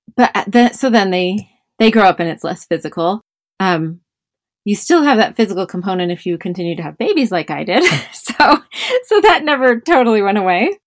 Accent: Bishop, California, United States; born or raised there

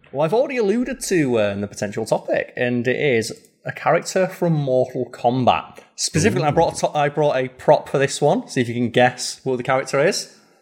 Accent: United Kingdom; being British

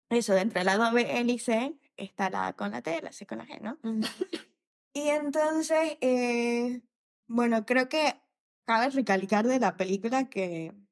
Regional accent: Bolivia; soy de Bolivia.

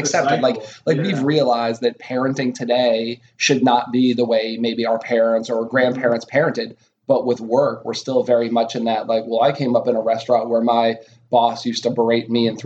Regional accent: outside of Boston, Massachusetts, United States; also born or lived in Minneapolis / Seattle / Philadelphia; now in Frederick, United States; I grew up outside of Boston

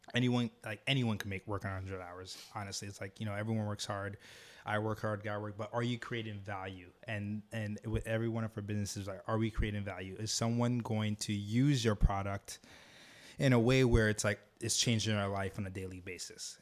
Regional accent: Jamaica; moved away; also born or lived in Harlem, New York; I'm from Jamaica

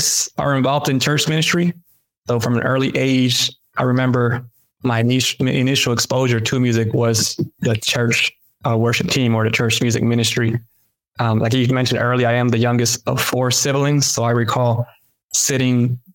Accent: Greensboro, North Carolina, United States; English is a second language; also born or lived in Mexico; growing up in Greensboro

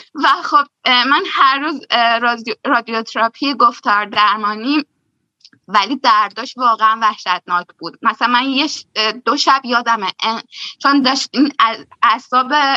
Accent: Shahrekord, Chaharmahal and Bakhtiari, Iran; moved away as an adult; now in Germany; من برگشتم شهر کرد شهر خودمون و دقیقا من هفت ماه بعدش مهاجرت کردم به آلمان

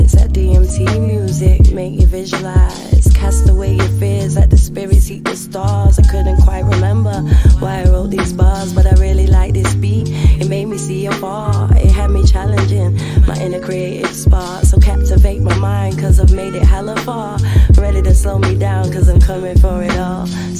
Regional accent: Manchester, North West England, United Kingdom; born there; I was born in Manchester. Old Trafford.

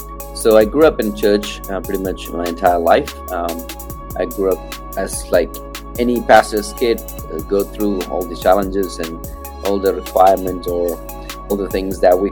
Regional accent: Kerala, India; also born or lived in Tamil Nadu; I'm originally from India, specifically the South Indian state called Kerala, which is down the tip.

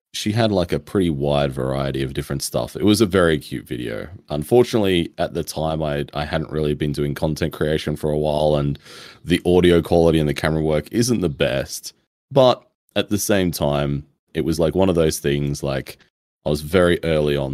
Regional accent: Australia; being Australian

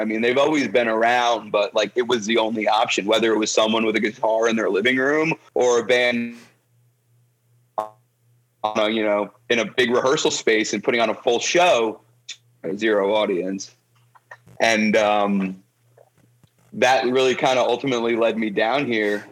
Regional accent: Toms River, New Jersey, United States; moved away as an adult; now in Nashville, United States; I was born and raised in Toms River, New Jersey

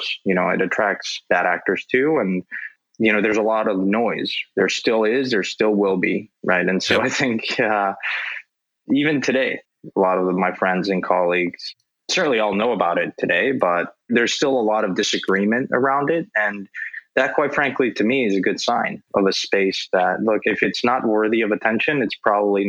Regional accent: Mexico; I grew up in Mexico

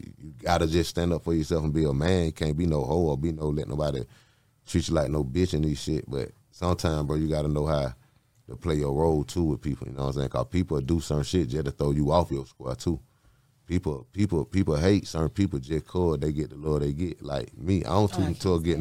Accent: United States; I'm from Cleveland Avenue

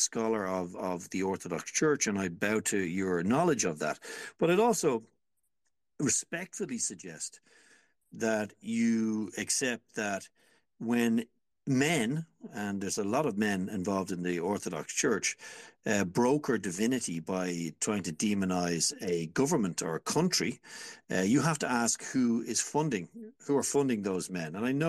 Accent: Ireland; I'm an Irishman, remember, and I grew up during a war where white Anglo-Celtic Irish people murdered each other in the most brutal ways known to mankind

